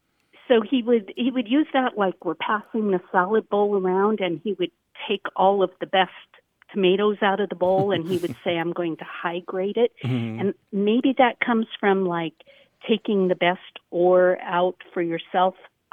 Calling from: Spokane, Washington, United States; I'm calling from Spokane, Washington.

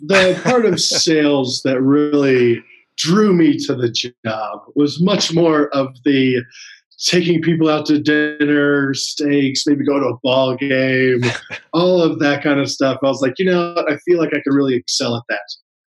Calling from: Salt Lake City, Utah, United States; Salt Lake City, Utah.

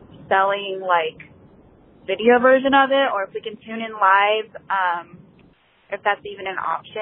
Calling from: South Carolina, United States; I am calling from South Carolina.

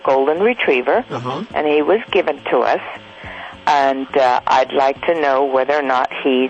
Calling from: Hamburg, Pennsylvania, United States; Hamburg, Pennsylvania.

